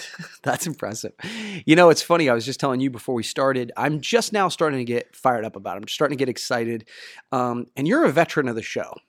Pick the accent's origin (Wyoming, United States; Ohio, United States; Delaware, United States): Ohio, United States; I'm from Ohio, the Midwest, and so much more humidity